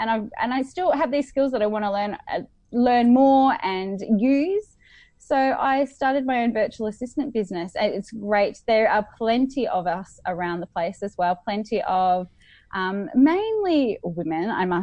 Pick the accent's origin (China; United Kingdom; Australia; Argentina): Australia; I am very Australian